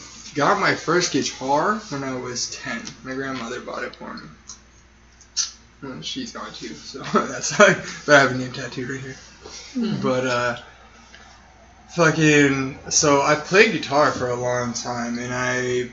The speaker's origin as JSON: {"language": "English", "town": "Sierra Vista", "region": "Arizona", "country": "United States", "tie": "born or raised there", "lives_now": "Tucson, United States", "said": "I was born and raised in Sierra Vista"}